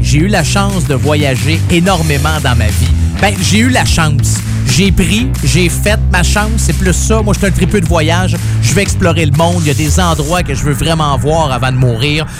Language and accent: French; Quebec, Canada; moved away; je viens du Saguenay-Lac-Saint-Jean